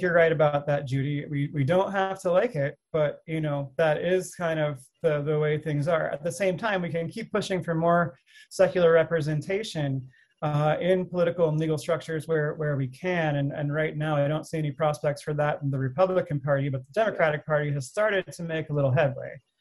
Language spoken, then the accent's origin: English; United States; also born or lived in Russia